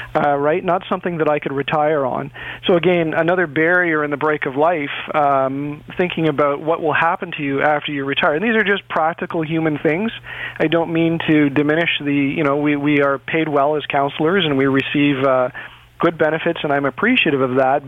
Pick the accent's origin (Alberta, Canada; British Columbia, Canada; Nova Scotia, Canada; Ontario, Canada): Ontario, Canada; Toronto; I grew up in Etobicoke